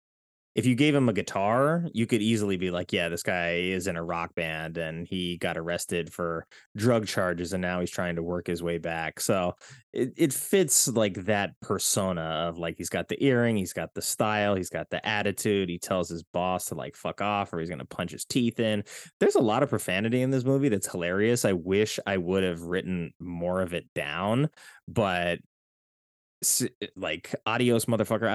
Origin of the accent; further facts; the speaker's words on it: California, United States; I'm from California